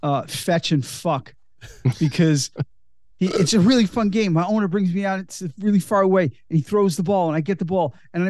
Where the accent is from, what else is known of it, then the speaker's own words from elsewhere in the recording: Australia; Oh, no, I get it. I get it. Because we're all Australian.